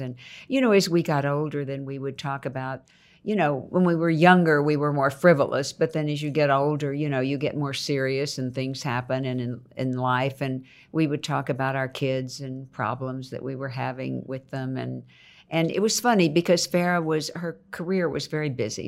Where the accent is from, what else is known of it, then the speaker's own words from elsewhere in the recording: Houston, Texas, United States; also born or lived in Nacogdoches, Texas; Then I moved to Houston to live with my mother